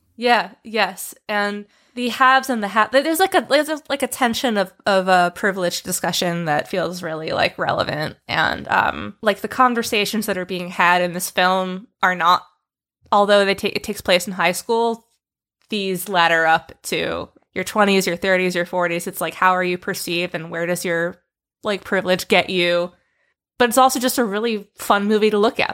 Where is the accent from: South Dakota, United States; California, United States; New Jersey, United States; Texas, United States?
New Jersey, United States; West Windsor; my hometown